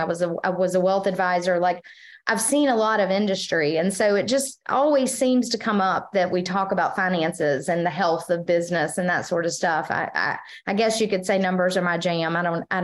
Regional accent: Tarboro, North Carolina, United States; accent: Eastern North Carolina; now in Wilmington, United States; I've lived in Wilmington greater than I've lived in Tarboro, but it always just kind of has always felt like my hometown.

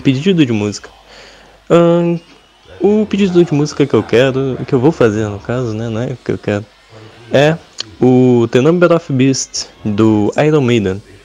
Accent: Teresópolis, Rio de Janeiro, Brazil; sou de Teresópolis, obviamente

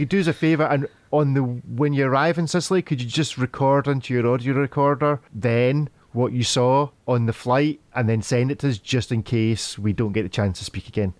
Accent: Scotland, United Kingdom; I'm a Scotsman

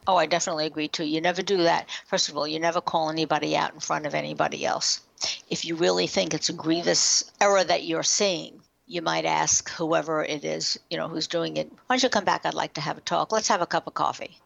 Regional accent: New York, United States; We're from New York.

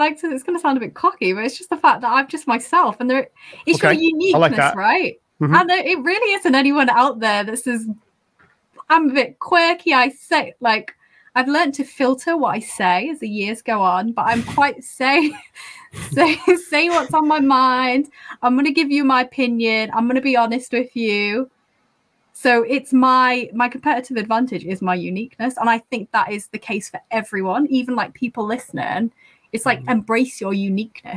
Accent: the north of England, United Kingdom; accent: northern; having a northern accent

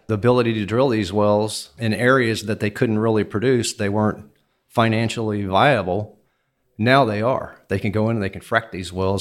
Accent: Houston, Texas, United States; I was born and raised in Houston, Texas.

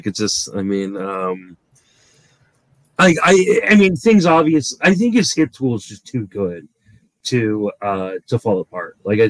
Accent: Washington, District of Columbia, United States; I grew up in the Washington, D.C. area before the Nationals moved to Washington.

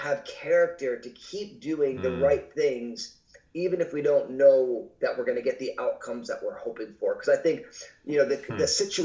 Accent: New Jersey, United States; now in Pacific Northwest, United States; I was born and raised in New Jersey

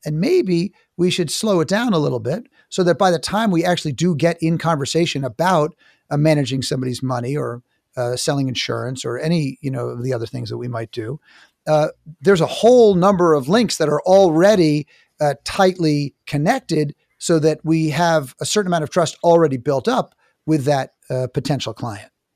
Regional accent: New York City, New York, United States; I'm from New York City.

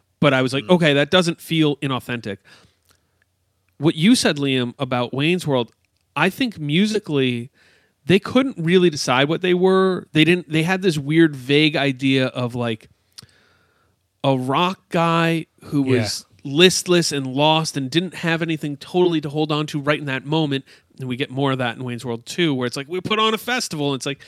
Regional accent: Canada; hey, we're Canadians, and like, yeah, we're going to dress up like we're from Chicago.

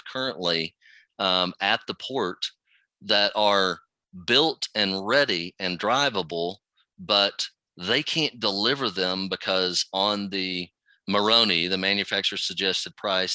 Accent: Dallas, Texas, United States; I'm from Dallas-Fort Worth area

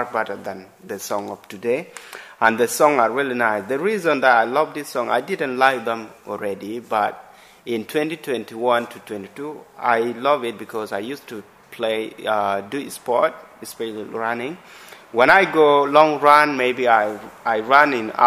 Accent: South Sudan; now in Brighton, United Kingdom; I'm from South Sudan, and we share the same language

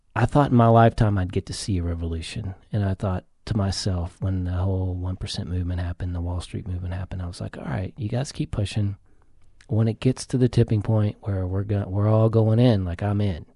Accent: the South, United States; I grew up in the South

